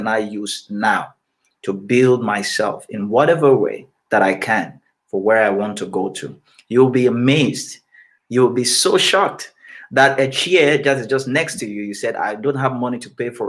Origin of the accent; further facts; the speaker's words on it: Cameroon; I grew up in Cameroon